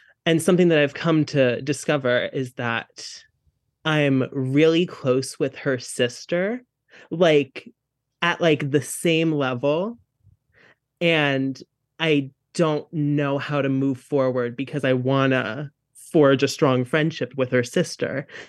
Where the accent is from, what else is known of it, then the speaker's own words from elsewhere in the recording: New Jersey, United States; Ayo, I'm from Jersey.